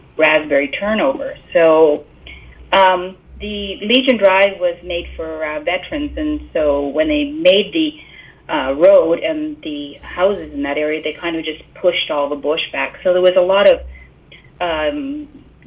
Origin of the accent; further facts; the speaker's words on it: South Porcupine, Ontario, Canada; I was born and raised in South Porcupine. If you want to know, that's near Timmins.